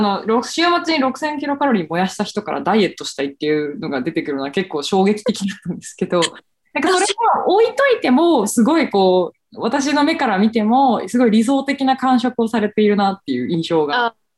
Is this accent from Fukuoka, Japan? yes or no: yes; Fukuoka, Japan; accent: Hakata dialect; now in Tokyo, Japan; 地元が九州、福岡